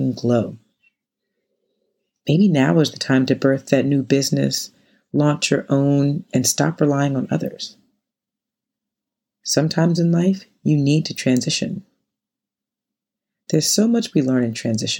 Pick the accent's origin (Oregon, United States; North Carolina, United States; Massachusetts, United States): North Carolina, United States; now in New York City, United States; Growing up in North Carolina